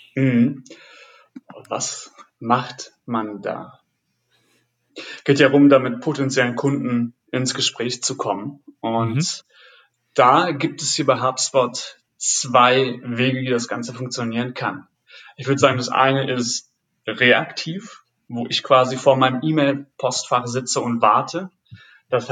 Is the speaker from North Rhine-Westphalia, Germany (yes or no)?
no; Friesland, Lower Saxony, Germany; moved away as an adult; now in Berlin, Germany; Ich komme ursprünglich aus, aus Friesland und mhm. bin für damals für den Beruf nach Berlin gezogen